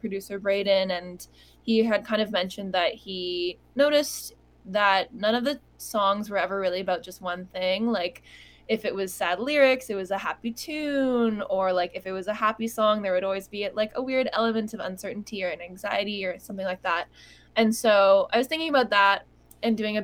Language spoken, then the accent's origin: English; Toronto, Ontario, Canada; I'm also Canadian from Toronto, and spent a lot of time just very localized to the Toronto music scene here